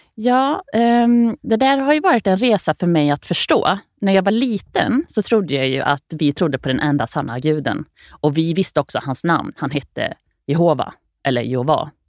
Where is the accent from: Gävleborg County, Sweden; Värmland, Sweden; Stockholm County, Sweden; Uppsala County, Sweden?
Värmland, Sweden; Grums; i Grums där jag växte upp